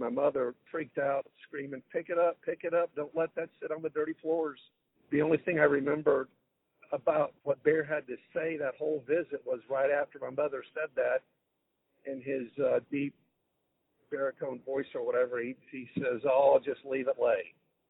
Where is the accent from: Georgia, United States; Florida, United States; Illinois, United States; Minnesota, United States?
Florida, United States; Sarasota; the house where I grew up in Sarasota, Florida